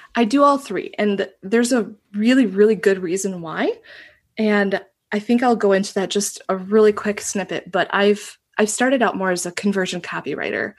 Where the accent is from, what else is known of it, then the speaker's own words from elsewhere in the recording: Northeast Wisconsin, United States; also born or lived in Japan; I was born and raised in Northeast Wisconsin, kind of itty bitty little area. I'm there right now